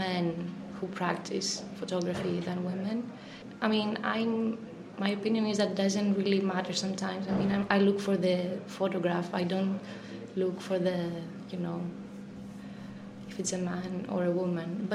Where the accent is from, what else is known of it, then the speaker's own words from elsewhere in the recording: Athens, Attica, Greece; I'm from Athens as well